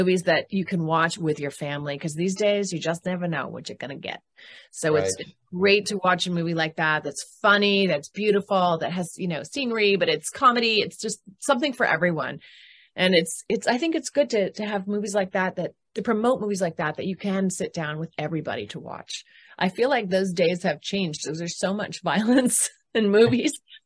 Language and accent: English; Canada; moved away; I am from Canada originally. I'm born in Canada